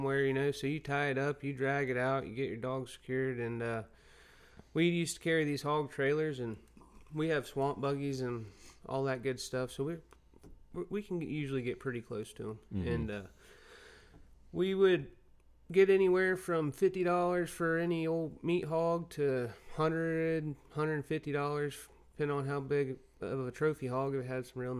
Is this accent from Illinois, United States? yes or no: no; Vero Beach, Florida, United States; I'm from Vero Beach, Florida, and basically born in the outdoors. I've been hunting and stuff with my dad since I was a kid